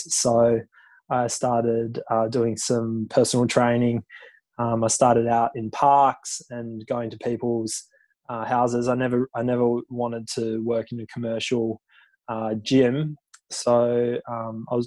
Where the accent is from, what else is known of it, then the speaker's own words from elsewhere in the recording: Tasmania, Australia; moved away as an adult; now in Sydney, Australia; I grew up in Tassie